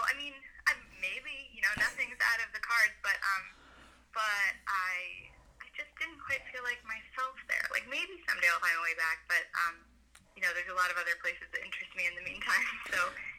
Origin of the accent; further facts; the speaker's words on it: North Shore, north of Boston, Massachusetts, United States; I'm from the North Shore, north of Boston, and I don't know, grew up with a guitar around the house that never got played, sitting in a corner somewhere.